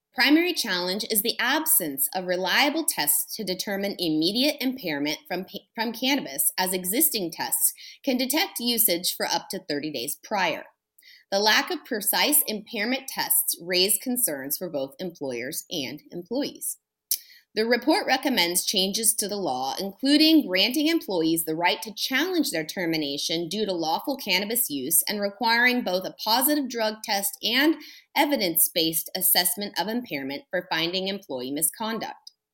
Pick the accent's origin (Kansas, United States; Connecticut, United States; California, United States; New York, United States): California, United States; I'm a Californian